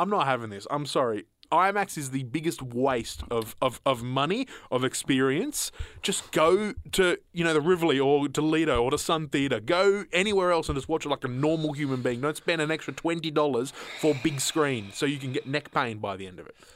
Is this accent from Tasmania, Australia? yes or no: no; Horsham, Victoria, Australia; We were in country Victoria